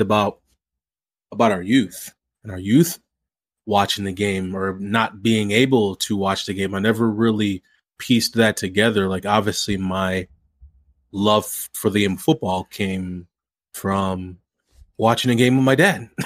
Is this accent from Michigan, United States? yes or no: no; St. Louis, Missouri, United States; I grew up in the Saint Louis area